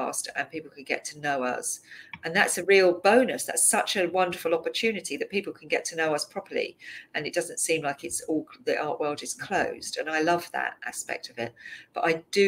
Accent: London, United Kingdom; I grew up in Southeast London

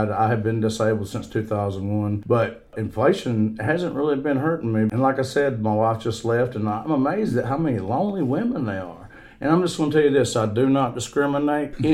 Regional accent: Easley, South Carolina, United States; I'm from Staunton Bridge, also known as Easley.

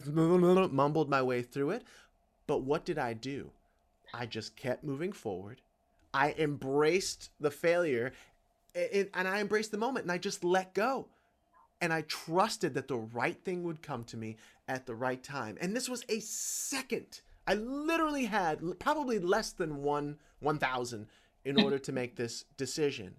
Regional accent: Georgia, United States; I was born in Georgia

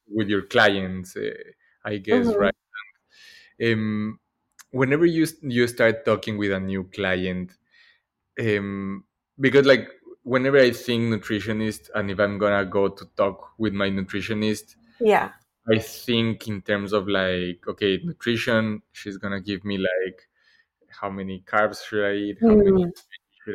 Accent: Ecuador; moved away as an adult; now in Boston, United States; I moved to Boston 4 years ago and I grew up in Ecuador

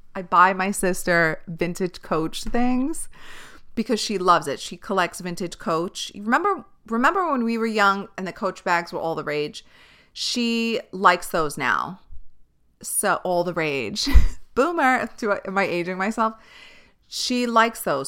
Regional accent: New York City, New York, United States; I grew up on Staten Island

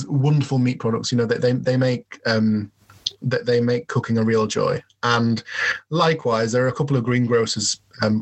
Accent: York, Yorkshire and the Humber, United Kingdom; I proudly say that I'm from York

